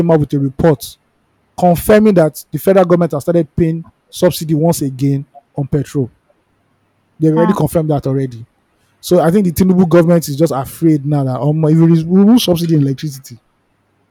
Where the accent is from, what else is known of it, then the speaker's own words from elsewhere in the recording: Nigeria; as a Nigerian